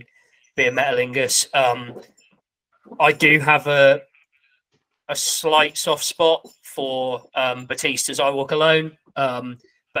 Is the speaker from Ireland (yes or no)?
no; England, United Kingdom; as an Englishman